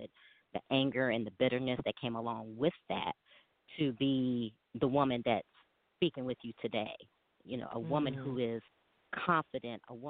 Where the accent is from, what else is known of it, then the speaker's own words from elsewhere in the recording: Chicago, Illinois, United States; I am originally from Chicago, Illinois